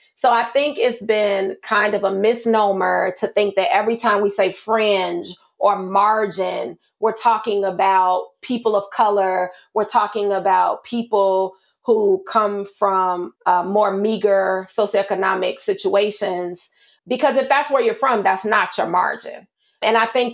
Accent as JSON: {"language": "English", "country": "United States", "tie": "born or raised there", "said": "I grew up in Austin. It's a predominantly Black community."}